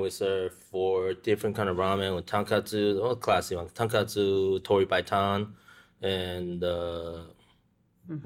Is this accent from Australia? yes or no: no; Taiwan; moved away; I grew up in Taiwan